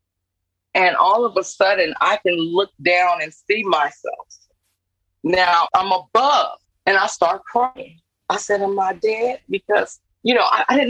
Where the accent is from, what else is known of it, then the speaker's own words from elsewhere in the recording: New Orleans, Louisiana, United States; I'm from New Orleans. My family is originate from New Orleans.